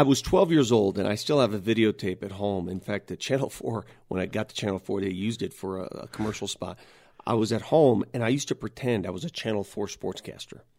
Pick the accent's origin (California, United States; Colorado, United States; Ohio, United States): Colorado, United States; Denver; English is a second language; also born or lived in Italy; I grew up in North Denver, and I grew up the son of immigrant